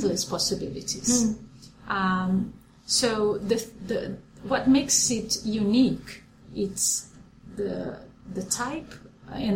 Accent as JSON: {"language": "English", "region": "São Paulo", "country": "Brazil", "tie": "born or raised there", "moved": "as an adult", "lives_now": "Columbus, United States", "said": "I'm from São Paulo, Brazil. I was born, in fact, in a very small town in the countryside of São Paulo."}